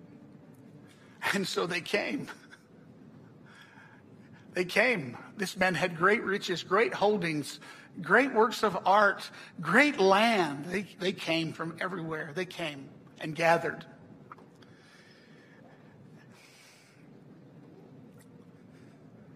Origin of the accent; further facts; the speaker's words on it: the South, United States; I'm from the South